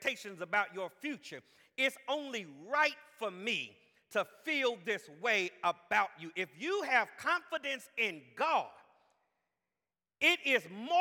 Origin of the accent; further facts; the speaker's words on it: Jacksonville, Florida, United States; I'm from Jacksonville